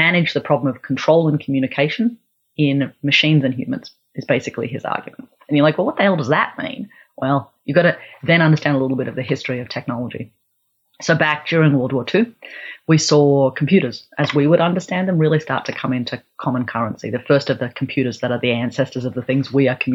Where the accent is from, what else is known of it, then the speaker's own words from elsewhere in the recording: Australia; also born or lived in Melbourne / Canberra / Central and Northern Australia; I grew up part of my time in Melbourne and Canberra here in Australia, and then part of my time living in Central and Northern Australia